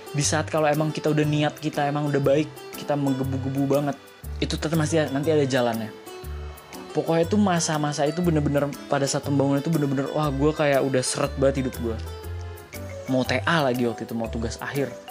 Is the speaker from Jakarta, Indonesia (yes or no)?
yes; Jakarta, Indonesia; also born or lived in Semarang; Gue orang Jakarta, gue tinggal di Jakarta, tapi gue adalah lulusan arsitektur Undip